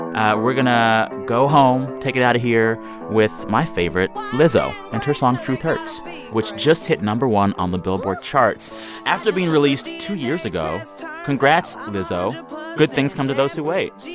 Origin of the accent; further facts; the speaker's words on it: United States; As an American